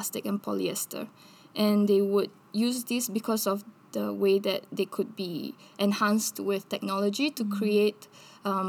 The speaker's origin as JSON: {"language": "English", "region": "La Paz", "country": "Bolivia", "tie": "born or raised there", "said": "I grew up in Bolivia. And in Bolivia, in La Paz, where I grew up, we have very cold winters"}